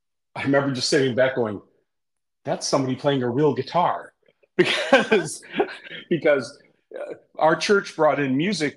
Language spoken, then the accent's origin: English; Rhinelander, Wisconsin, United States; I was born and raised in Rhinelander, Wisconsin.